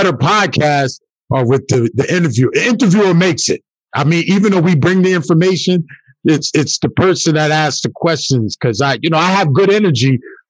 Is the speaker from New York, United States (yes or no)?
yes; New York, United States; born or raised there